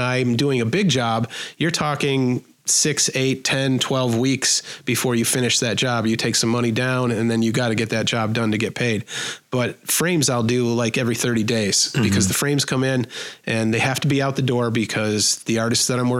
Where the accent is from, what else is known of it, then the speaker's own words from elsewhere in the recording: Buffalo, New York, United States; I'm from Buffalo and I charge Buffalo prices. I can't outprice myself in my own hometown